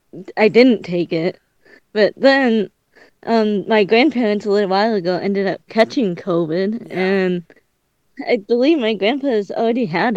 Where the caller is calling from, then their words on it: Michigan, United States; I am from the Swamp of Michigan.